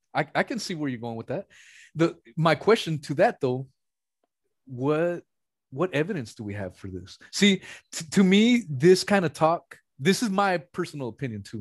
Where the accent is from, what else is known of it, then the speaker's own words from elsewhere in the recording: West Coast, United States; I'm from the West Coast